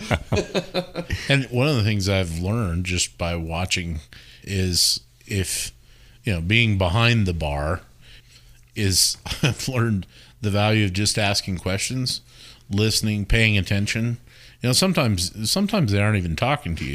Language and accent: English; Wyoming, United States; moved away; I grew up in Wyoming and, uh, grew up in a very straight-laced, you know, religious church experience